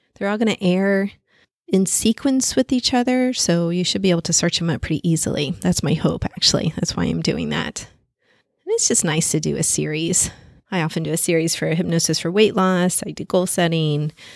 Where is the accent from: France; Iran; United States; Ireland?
France; Paris, Île-de-France; moved away; I was born in Paris